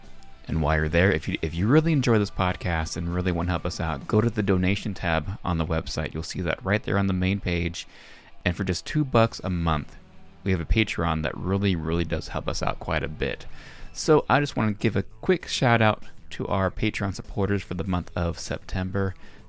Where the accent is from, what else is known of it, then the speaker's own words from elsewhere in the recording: Reno, Nevada, United States; moved away; I go back to my hometown of Reno, Nevada, show you where I kind of grew up.